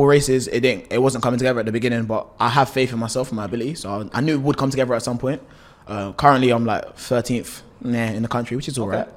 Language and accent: English; London, United Kingdom; also born or lived in Highbury; I'm a sprinter, but I'm from London, Dalston to be exact, northeast